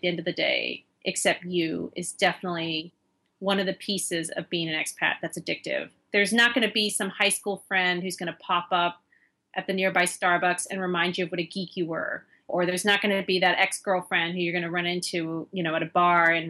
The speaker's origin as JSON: {"language": "English", "country": "United States", "also_born_or_lived": "London, United Kingdom / China", "moved": "as an adult"}